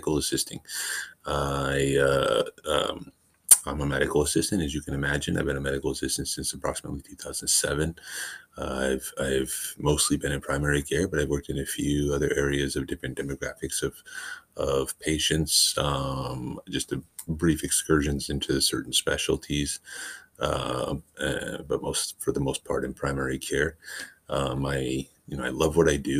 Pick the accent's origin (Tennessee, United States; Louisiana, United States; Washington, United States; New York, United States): Washington, United States; moved away as an adult; also born or lived in California; I went to school in California for medical assisting, but I'm born and raised in Washington State, which is where I've come back to.